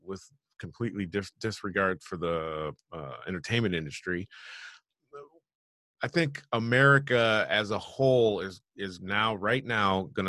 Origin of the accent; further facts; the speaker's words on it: Michigan, United States; moved away; also born or lived in Los Angeles; when I grew up in Michigan, there was a General Motors assembly plant literally right on the other side of the main road in our neighborhood.